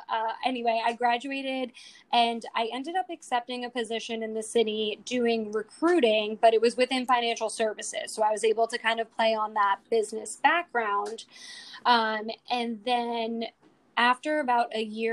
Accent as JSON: {"language": "English", "town": "New York City", "region": "New York", "country": "United States", "tie": "born or raised there", "also_born_or_lived": "Long Island, New York / Oswego, New York", "said": "I grew up in Bayside, Queens, so native New Yorker"}